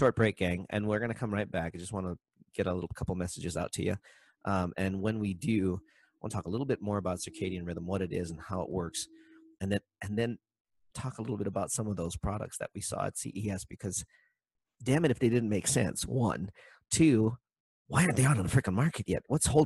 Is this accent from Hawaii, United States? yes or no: yes; Maui, Hawaii, United States; I'm from Maui